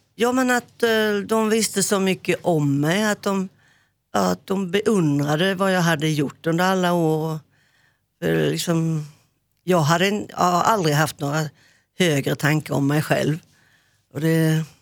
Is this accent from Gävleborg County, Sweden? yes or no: no; Hylte, Halland County, Sweden; moved away as an adult; also born or lived in Växjö; jag flyttade från eh, Hylte, min, eh, mitt adoptivhem, gården upp till Växjö